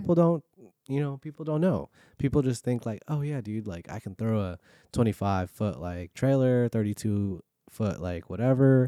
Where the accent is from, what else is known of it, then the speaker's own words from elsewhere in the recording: California, United States; now in Virginia, United States; growing up in California, four oh five was normal